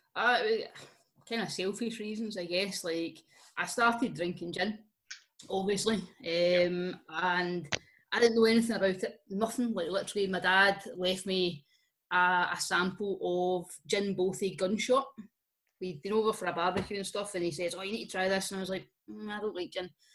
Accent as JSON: {"language": "English", "region": "Scotland", "country": "United Kingdom", "said": "we're Scottish"}